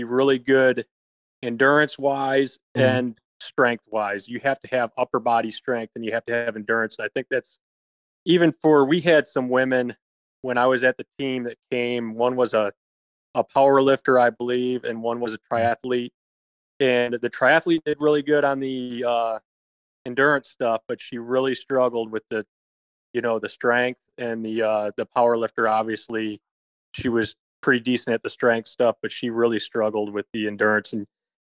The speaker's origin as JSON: {"language": "English", "region": "Michigan", "country": "United States", "tie": "born or raised there", "moved": "yes", "lives_now": "Texas, United States", "said": "I grew up in Michigan, wrestled in college."}